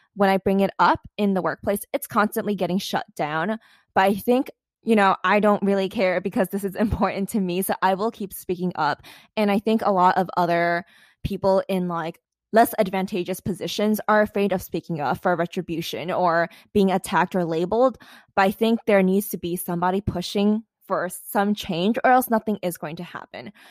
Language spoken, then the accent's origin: English; New York City, New York, United States; a regular American who was, like, born and raised in New York City